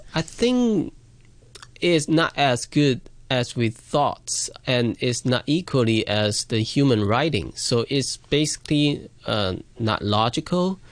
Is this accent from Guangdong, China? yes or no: yes; Shantou, Guangdong, China; my hometown, Shantou